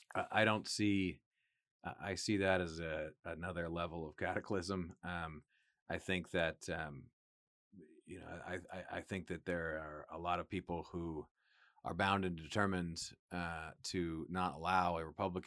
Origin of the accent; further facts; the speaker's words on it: Johnson City, New York, United States; born there; also born or lived in Buffalo / Harrisburg, Pennsylvania / Northern Virginia / Michigan; now in Texas, United States; I was born in Western New York, Johnson City, Binghamton.